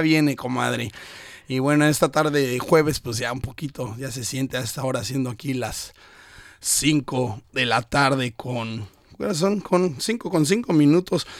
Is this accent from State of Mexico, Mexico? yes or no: yes; State of Mexico, Mexico; now in Brisbane, Australia; viene del mismo estado de México, de donde yo soy, orundo oriundo